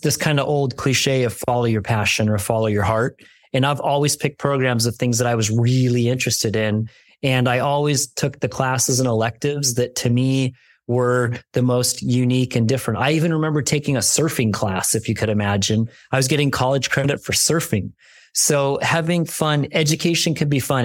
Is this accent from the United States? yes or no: yes; New York, United States; now in California, United States; I'm a kid from New York. I came out to California